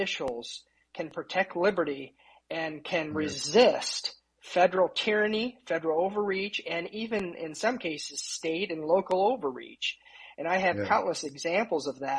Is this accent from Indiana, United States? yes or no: yes; Indiana, United States; also born or lived in Houston, Texas; I moved back to Indiana. I was from Indiana